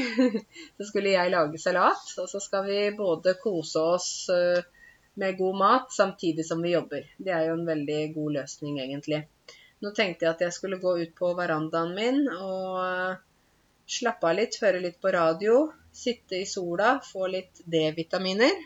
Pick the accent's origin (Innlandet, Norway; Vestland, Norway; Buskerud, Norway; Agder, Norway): Buskerud, Norway; Åmot; moved away as an adult; also born or lived in Vancouver, Canada / Groruddalen, Oslo; now in Oslo, Norway; Jeg kommer fra Åmot i Buskerud.